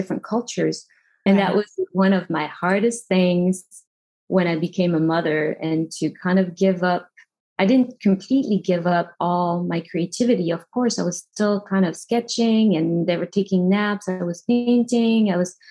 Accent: Paris, Île-de-France, France; moved away; growing up in Paris was great. Until I moved out of Paris

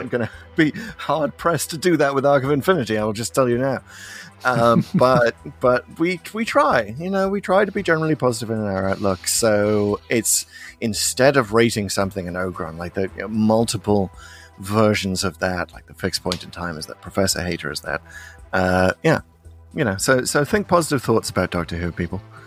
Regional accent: United Kingdom; as a Brit.

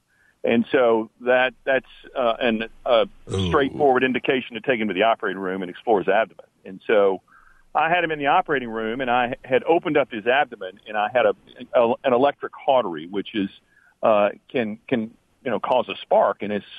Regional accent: Nashville, Tennessee, United States; Surgery. I'm a surgeon from Nashville, Tennessee.

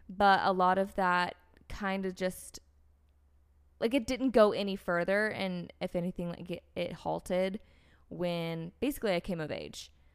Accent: North Carolina, United States; also born or lived in Florida; I grew up in the States. I grew up in North Carolina. I was born in Florida.

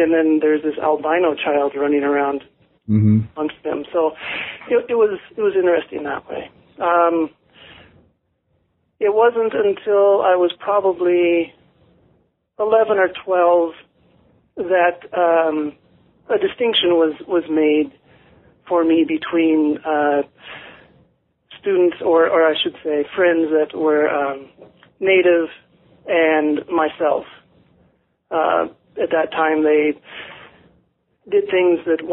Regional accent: Ronan, Montana, United States; also born or lived in Missoula, Montana; we moved up to Ronan, Montana, which is on the Flathead Indian Reservation.

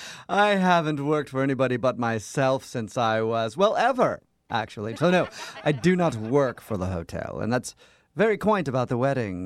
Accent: United States; I'm not English. I'm American, but I do hang around the Brits quite often, so it might be a little bit in there.

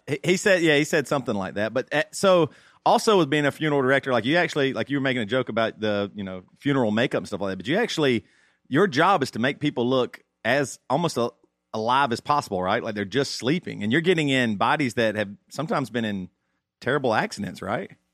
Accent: South Carolina, United States; I grew up in South Carolina

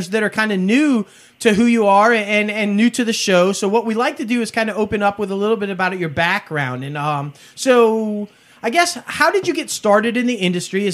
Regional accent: New York, United States; now in the South, United States; I'm from New York

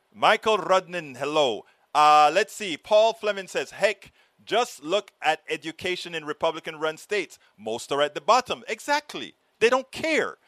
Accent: Panama; moved away; I'm from Panama

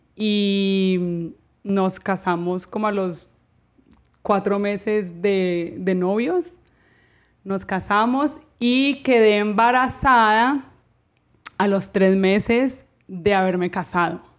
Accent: Cali, Valle del Cauca, Colombia; moved away as an adult; now in Miami, United States; yo soy caleña

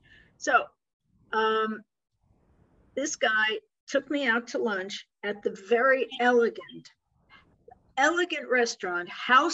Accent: New York, United States; we're both from New York

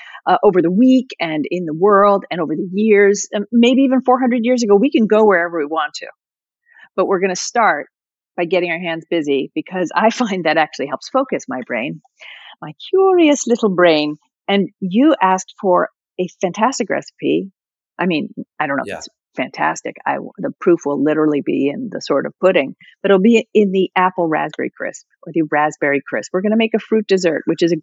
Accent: New Jersey, United States; I'm from Jersey

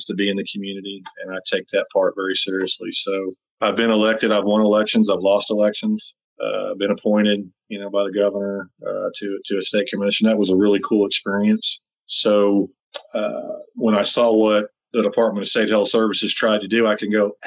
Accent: Oklahoma, United States; now in Texas, United States; I'm a native Oklahoman

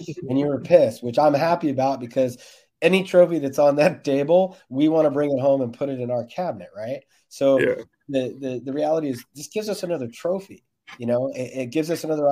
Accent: United States; I'm also American

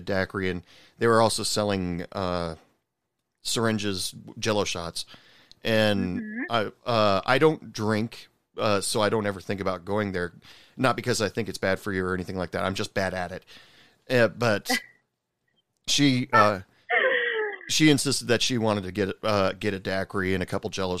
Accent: Oregon, United States; moved away as an adult; now in Texas, United States; I first moved out here to Texas. I'm originally from Oregon. I've been living out here for 11 years.

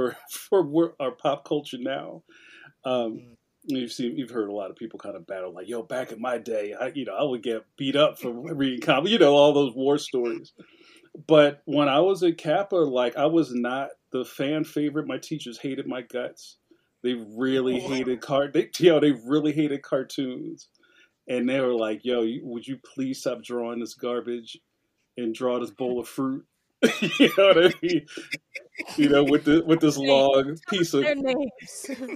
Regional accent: Philadelphia, Pennsylvania, United States; I'm a cartoonist from Philadelphia, Pennsylvania. My family's from West Philly, and I've lived all over the city.

